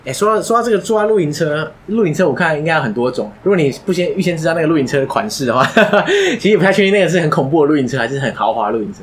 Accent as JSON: {"language": "Chinese", "country": "Taiwan", "said": "身为台湾人"}